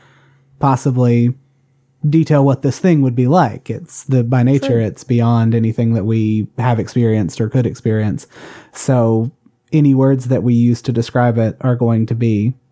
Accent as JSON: {"language": "English", "region": "the South", "country": "United States", "tie": "born or raised there", "said": "growing up in the Catholic Church, I was given a you know, there was still a lot of that, like, because we're still living in the South"}